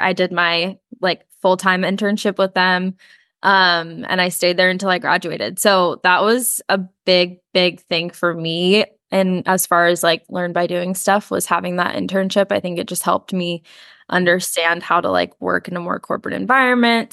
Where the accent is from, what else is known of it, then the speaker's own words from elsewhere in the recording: San Diego, California, United States; also born or lived in Chesapeake, Virginia / Annandale, Virginia; we moved to San Diego when I was in elementary school, and we kind of just settled there